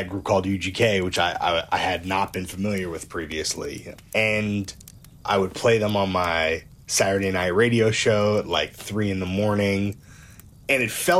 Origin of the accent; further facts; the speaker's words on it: New York City, New York, United States; I'm from Brooklyn. I grew up on New York rap.